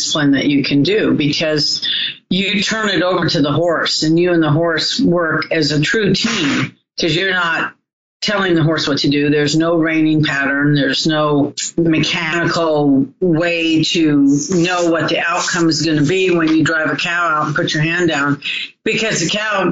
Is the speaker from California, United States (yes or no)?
yes; Southern California, United States; I was raised in Southern California.